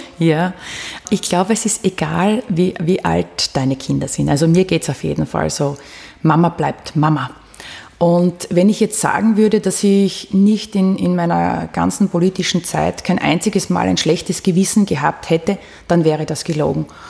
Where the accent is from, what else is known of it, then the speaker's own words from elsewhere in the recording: Austria; als Österreicherin